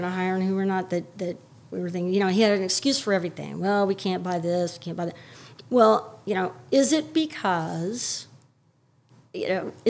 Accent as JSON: {"language": "English", "town": "Houston", "region": "Texas", "country": "United States", "tie": "born or raised there", "moved": "as an adult", "lives_now": "New York, United States", "said": "my hometown in Houston, and when I grew up there, there was one loop"}